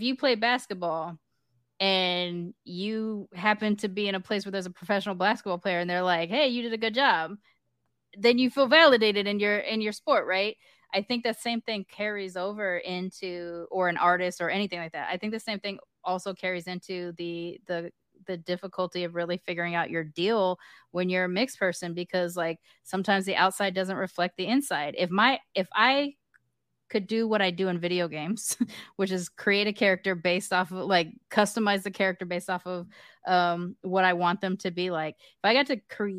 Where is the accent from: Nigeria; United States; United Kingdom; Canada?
United Kingdom; I view it like almost like the first time it happened to me, because I am British, I had this image of like knighting a person, like I dub you a mix